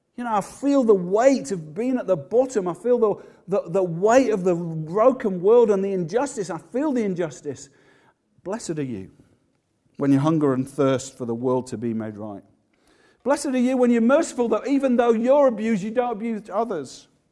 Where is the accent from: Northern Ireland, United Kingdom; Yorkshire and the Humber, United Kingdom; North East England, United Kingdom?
Yorkshire and the Humber, United Kingdom; moved away; also born or lived in Manchester; I'm from Yorkshire, but I did love it in Manchester in many ways